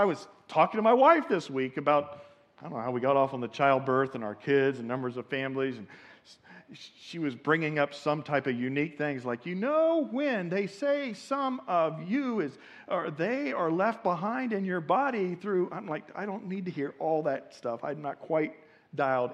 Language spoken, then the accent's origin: English; Indiana, United States; I come from Indiana